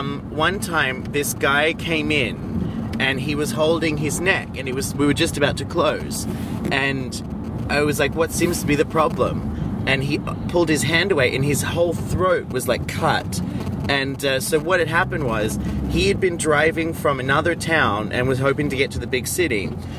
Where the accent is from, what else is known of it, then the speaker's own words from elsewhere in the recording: Australia; I'm Australian